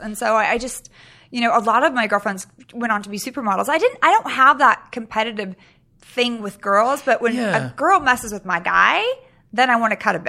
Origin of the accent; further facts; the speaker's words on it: Sacramento, California, United States; also born or lived in Europe; now in Los Angeles, United States; I'm from Sacramento, Northern California.